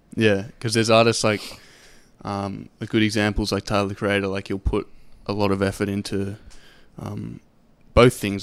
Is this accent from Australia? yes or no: yes; Sydney, New South Wales, Australia; I'm from Sydney